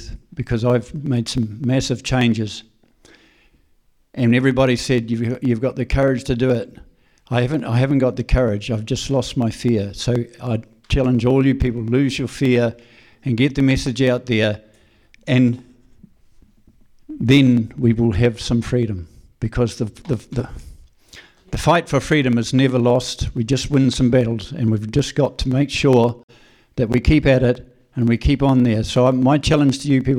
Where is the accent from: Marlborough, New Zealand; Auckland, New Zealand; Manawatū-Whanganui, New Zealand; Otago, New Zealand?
Marlborough, New Zealand; I'm from Marlborough. I've got a vineyard just out of Blenheim.